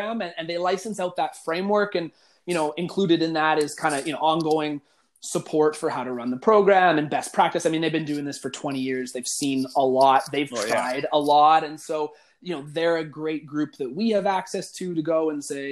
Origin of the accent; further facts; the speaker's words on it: Calgary, Alberta, Canada; moved away as an adult; also born or lived in Ontario; now in Edmonton, Canada; I'm from Calgary originally. I was born and raised here